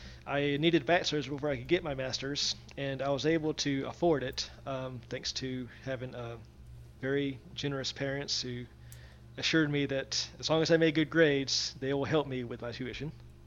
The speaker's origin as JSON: {"language": "English", "region": "Georgia", "country": "United States", "tie": "born or raised there", "lives_now": "Florida, United States", "said": "Born and raised in Georgia, and now I'm pretty much in Florida. So, or like where I'm right on the border"}